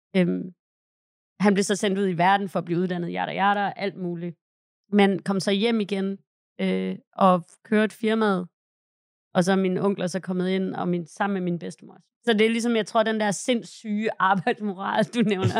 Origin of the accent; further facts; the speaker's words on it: Hvide Sande, Central Denmark Region, Denmark; moved away; Min bedstefar og min bedstemor havde startet en skibsprovianteringskøbmandsforretning i Hvide Sande, hvor jeg er fra